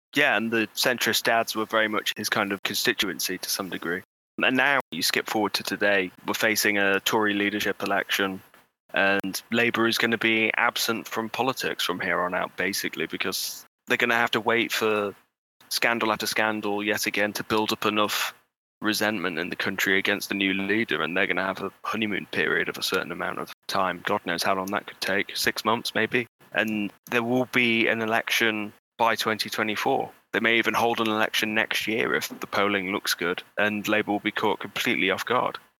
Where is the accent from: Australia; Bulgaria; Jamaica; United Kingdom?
United Kingdom; Bolsover, East Midlands